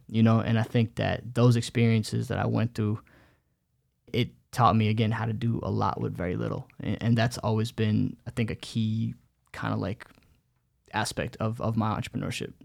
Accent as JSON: {"language": "English", "country": "United States", "tie": "born or raised there", "first_language": "Bengali", "second_language": "English", "said": "growing up in america i remember for me being the, the older you know older son"}